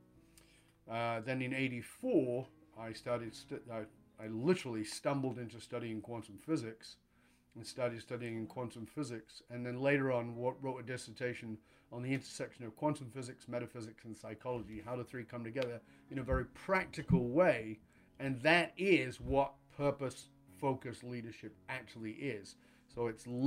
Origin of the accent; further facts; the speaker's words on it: the north of England, United Kingdom; moved away as an adult; I was born in Northern England in abject poverty, around a lot of addiction and violence and all those kinds of things